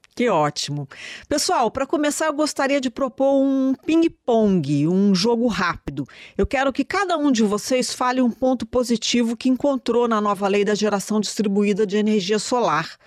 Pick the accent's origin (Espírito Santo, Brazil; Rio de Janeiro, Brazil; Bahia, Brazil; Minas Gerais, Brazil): Minas Gerais, Brazil; Eu, como mineira, falo CNPE